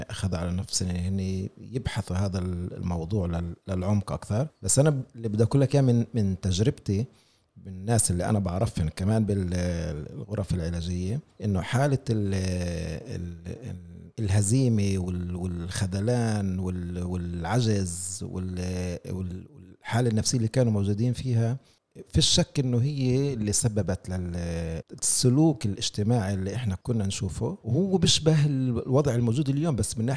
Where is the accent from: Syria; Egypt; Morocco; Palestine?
Palestine; واذا بدي اخذ النكبه كمثل احنا كفلسطينيين مقصرين بحق انفسنا بهذا الموضوع